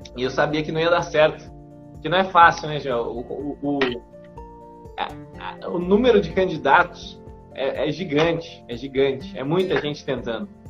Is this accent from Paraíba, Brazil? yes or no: no; São José dos Campos, São Paulo, Brazil; moved away as an adult; also born or lived in Rio de Janeiro; now in Santarém, Brazil; Hoje eu moro aqui em Santarém, no Pará. Ah, mas eu sou natural de São Paulo, né? De São José dos Campos.